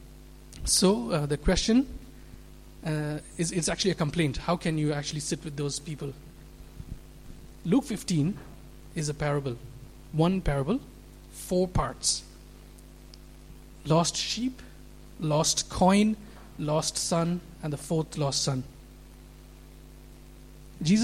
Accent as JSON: {"language": "English", "country": "India", "tie": "born or raised there", "also_born_or_lived": "Middle East", "moved": "yes", "said": "I grew up in, I'm from India, where 80% of the population are Hindus. Lived in the Middle East"}